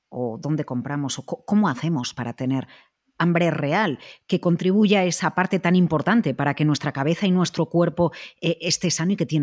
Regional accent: Galicia, Spain; yo soy gallega

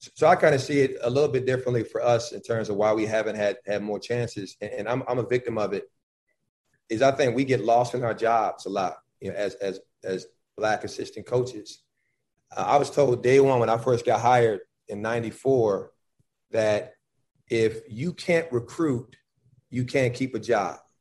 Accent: Buffalo, New York, United States; moved away; also born or lived in Georgia / North Carolina; I'm from Buffalo, New York

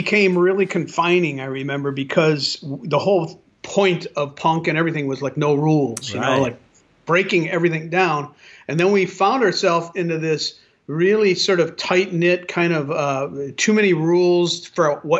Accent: San Pedro, California, United States; I'm from San Pedro

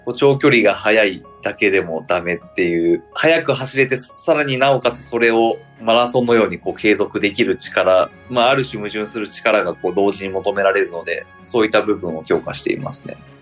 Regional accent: Nara, Japan; moved away as an adult; now in Edogawa, Tokyo, Japan; 地元の奈良に戻りまして

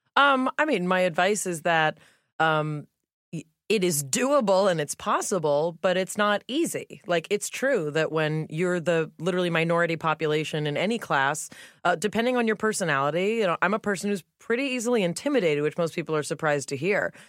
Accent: Los Angeles, California, United States; I grew up in the Melrose Fairfax area here in L

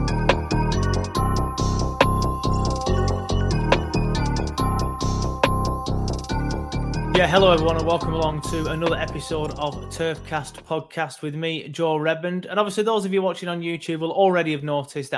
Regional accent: Lancashire, North West England, United Kingdom; I'm from Lancashire.

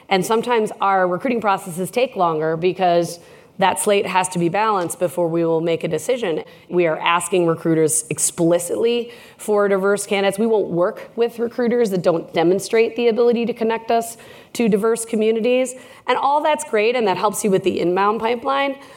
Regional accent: Minnesota, United States; Well, I heart Canada. I'm from Minnesota. I'm trying to become an honorary Canadian.

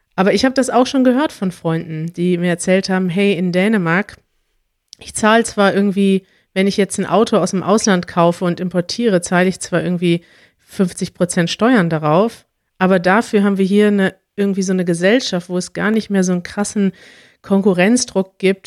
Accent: Germany; dass ich mit allem aufgewachsen bin in Deutschland

